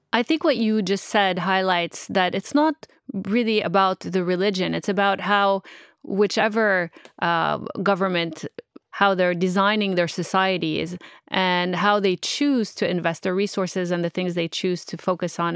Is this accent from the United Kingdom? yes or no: no; Montreal, Quebec, Canada; I'm from Montreal and from Quebec City, which is also pretty old